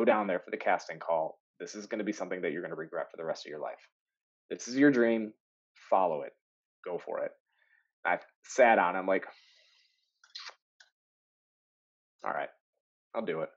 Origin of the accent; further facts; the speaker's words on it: Michigan, United States; I'm from Michigan